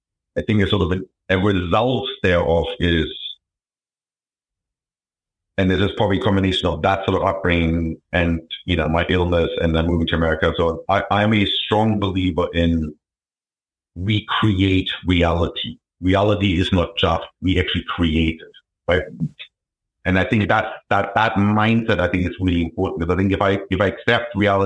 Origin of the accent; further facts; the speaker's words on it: New Hampshire, United States; I grew up in New Hampshire, very, you know, not poor, but definitely not middle class upbringing.